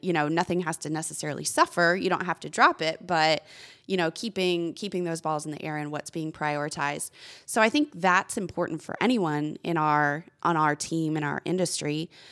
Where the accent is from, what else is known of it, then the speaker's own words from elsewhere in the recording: Corpus Christi, Texas, United States; moved away as an adult; also born or lived in Arkansas / Memphis; my hometown, Corpus Christi